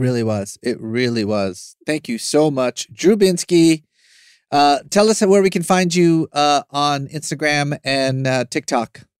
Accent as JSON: {"language": "English", "town": "Tehran", "region": "Tehran Province", "country": "Iran", "tie": "born or raised there", "moved": "yes", "lives_now": "Los Angeles, United States", "said": "I was born in Iran"}